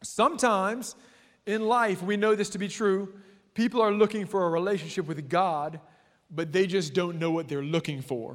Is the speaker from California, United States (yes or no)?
no; South Louisiana, United States; And we are from South Louisiana.